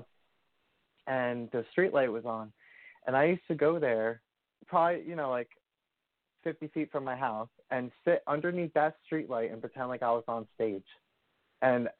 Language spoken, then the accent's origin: English; Washington, New Jersey, United States; also born or lived in Schenectady, New York; from preschool up until graduating high school, my whole life was in Washington, New Jersey